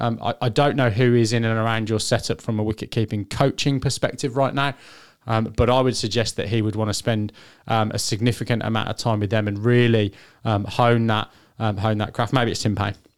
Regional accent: England, United Kingdom; I'm English

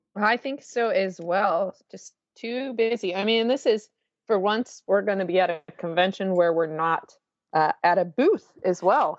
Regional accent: Washington, United States; moved away; my home where I grew up in the Washington area

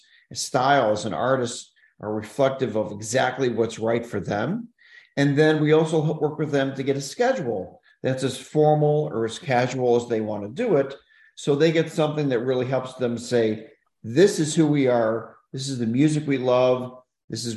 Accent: Chicago, Illinois, United States; also born or lived in Kalamazoo, Michigan; I'm actually from Chicago originally

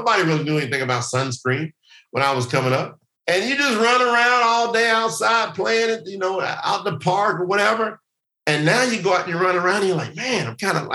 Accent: the South, United States; growing up in the South in the United States of America

